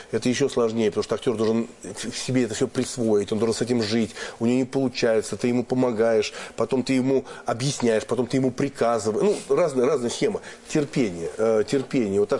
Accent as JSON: {"language": "Russian", "region": "Moscow", "country": "Russia", "tie": "born or raised there", "said": "Например, что такое москвич? Вот я там коренной москвич вообще там все мои родственники, все да, далеко, давно и так далее."}